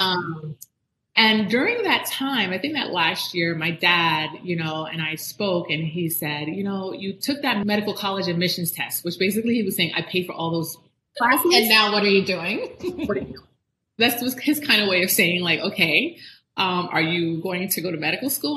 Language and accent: English; Miami, Florida, United States; also born or lived in Jamaica / Orlando, Florida; i grew up in south florida i grew up in miami